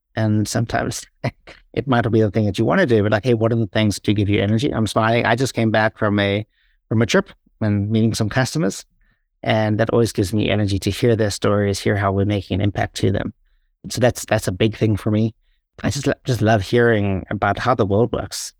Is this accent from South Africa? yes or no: yes; South Africa; moved away as an adult; also born or lived in Ireland; every time I went home to South Africa